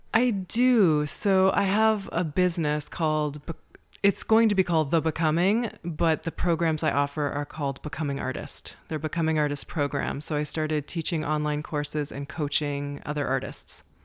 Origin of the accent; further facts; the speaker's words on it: Amherstburg, Ontario, Canada; moved away as an adult; now in Prague, Czech Republic; I'm from Amherstburg, Ontario, which is in southwestern Ontario, Canada. The nearest big city is Detroit, Michigan. and I grew up on a small farm in Canada, about thirty minutes from Detroit